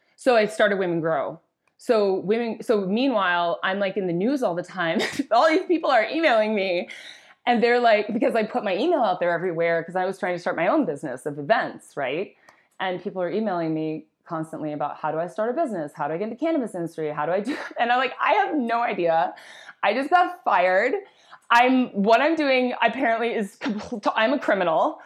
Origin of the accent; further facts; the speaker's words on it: Wisconsin, United States; I grew up in Wisconsin